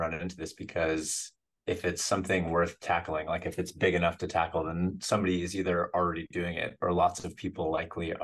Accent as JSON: {"language": "English", "region": "Western Massachusetts", "country": "United States", "tie": "born or raised there", "also_born_or_lived": "Colorado", "moved": "as an adult", "lives_now": "San Francisco, United States", "said": "I grew up in Western Massachusetts"}